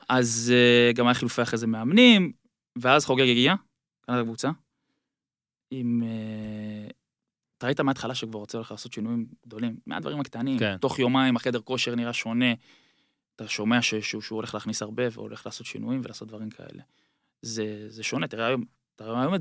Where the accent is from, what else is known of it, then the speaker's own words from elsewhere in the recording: Ra'anana, Central District, Israel; moved away as an adult; now in Bangkok, Thailand; רעננה, בגלל שגדלתי שם